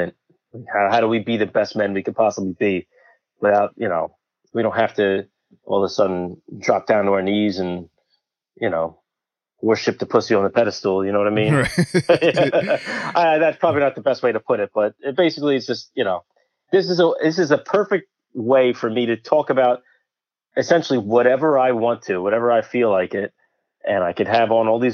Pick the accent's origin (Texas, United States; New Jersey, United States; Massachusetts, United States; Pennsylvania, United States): New Jersey, United States; Bridgewater; I'm from Central Jersey. I grew up in a town called Bridgewater